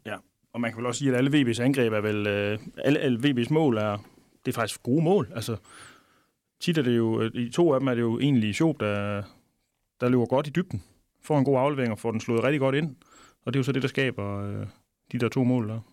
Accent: Denmark; vi er jo danskere

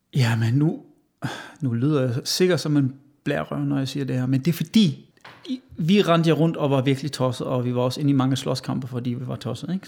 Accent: Westerwald, Rhineland-Palatinate, Germany; Danish is a second language; moved away as an adult; also born or lived in Hesse / Essen / England; now in Denmark; Jeg blev født i Hassen, men opvokset i Vestervald.

